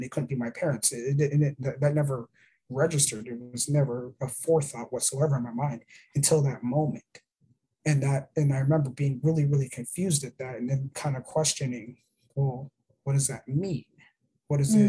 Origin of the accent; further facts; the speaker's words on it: Arizona, United States; moved away; also born or lived in Florida; I was born in Arizona. I was born on the Gila River Indian Reservation